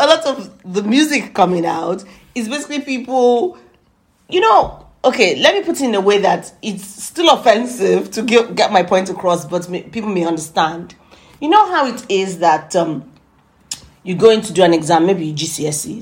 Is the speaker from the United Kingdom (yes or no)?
yes; United Kingdom; we're British